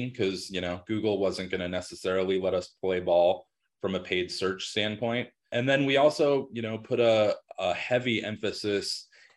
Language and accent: English; Denver, Colorado, United States; I was born and raised in Denver